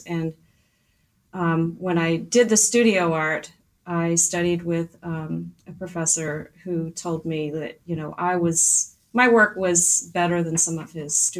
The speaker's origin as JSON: {"language": "English", "region": "Virginia", "country": "United States", "tie": "born or raised there", "also_born_or_lived": "Delaware", "moved": "yes", "said": "So I was raised in Virginia, and the town I grew up in is very small, maybe 17,000 people."}